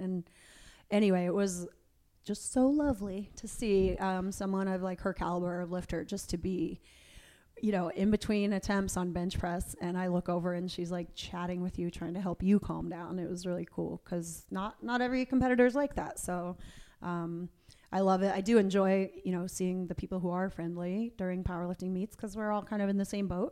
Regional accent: Tampa, Florida, United States; now in Atlanta, United States; I live in Atlanta, and, um, my parents live in the home where I grew up outside of Tampa

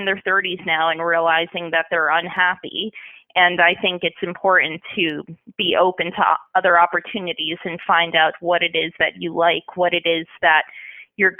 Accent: Northern New Jersey, United States; I'm originally from Northern New Jersey

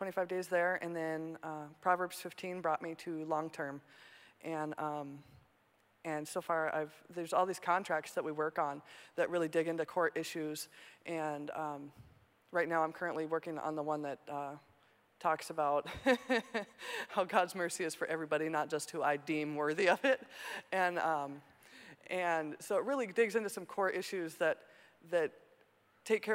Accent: Montana, United States; moved away as an adult; now in Minnesota, United States; I was born and raised in Montana.

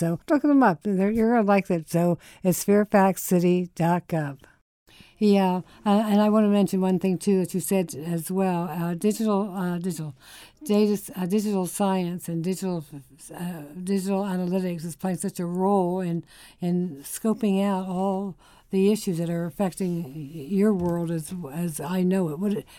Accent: Pennsylvania, United States; I grew up in Pennsylvania and outside of Philadelphia.

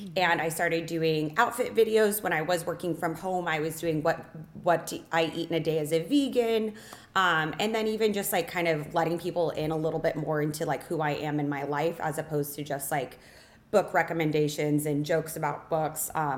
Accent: Lake Havasu City, Arizona, United States; moved away as an adult; now in Las Vegas, United States; I've lived here since I was 18, but I grew up in Lake Havasu, Arizona

